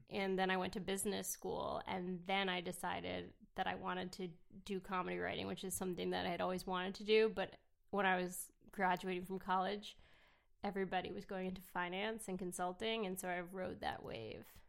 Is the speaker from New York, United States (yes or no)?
yes; New York City, New York, United States; I actually grew up in New York City